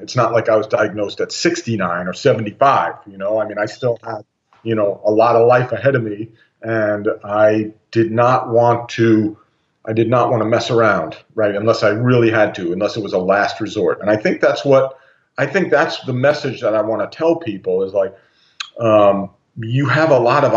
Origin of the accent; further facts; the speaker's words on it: United States; I grew up in the States for, you know, 50 years